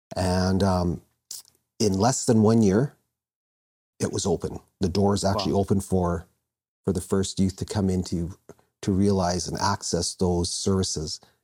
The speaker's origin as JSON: {"language": "English", "town": "Vancouver", "region": "British Columbia", "country": "Canada", "tie": "born or raised there", "said": "I was born in born in Vancouver"}